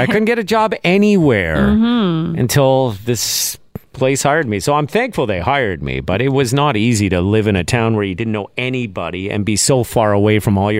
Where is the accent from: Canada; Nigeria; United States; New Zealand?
Canada; Montreal, Quebec; moved away as an adult; also born or lived in Regina, Saskatchewan; Because he knew I was this guy from Montreal working in Saskatchewan. I just moved to Regina.